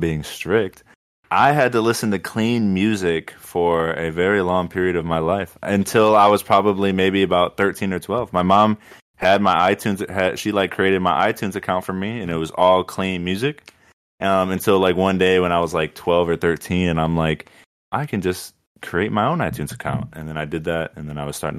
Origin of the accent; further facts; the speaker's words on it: Chicago, Illinois, United States; I'm from Chicago